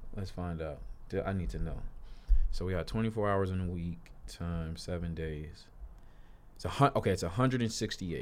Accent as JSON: {"language": "English", "town": "Chicago", "region": "Illinois", "country": "United States", "said": "I'm from Chicago, I'm a city boy"}